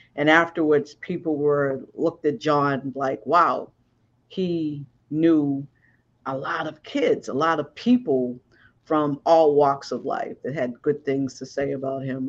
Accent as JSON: {"language": "English", "town": "Boston", "region": "Massachusetts", "country": "United States", "said": "I'm from Boston"}